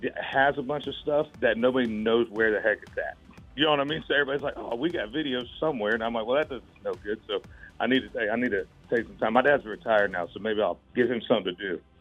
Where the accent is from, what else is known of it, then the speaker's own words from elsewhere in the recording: Florida, United States; I'm from Florida